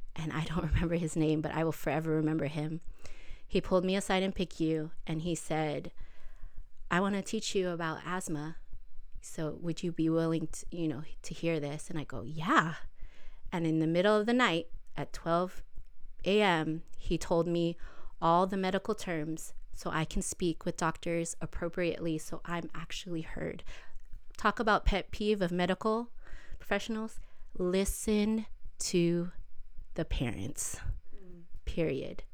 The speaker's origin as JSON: {"language": "English", "town": "Los Angeles", "region": "California", "country": "United States", "tie": "born or raised there", "said": "I grew up here in the South Bay of L A."}